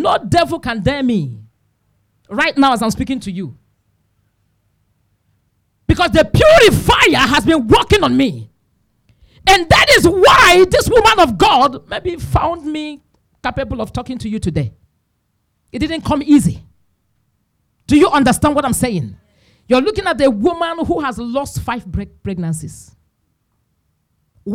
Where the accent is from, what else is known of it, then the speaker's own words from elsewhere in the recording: Imo, Nigeria; I'm from Imo State.